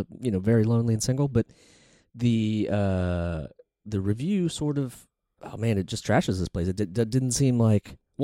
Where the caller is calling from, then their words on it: New York City, New York, United States; We're calling from New York City.